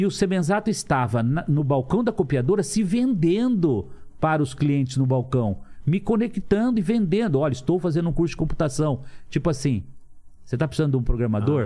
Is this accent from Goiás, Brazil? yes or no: no; Lins, São Paulo, Brazil; also born or lived in Cafelândia; nasci em Cafelândia, morando em Lins com 3 anos de idade